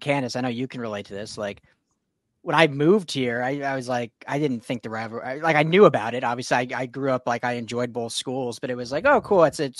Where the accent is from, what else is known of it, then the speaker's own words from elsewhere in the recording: Colorado, United States; moved away; also born or lived in Long Beach, California; Even growing up in Colorado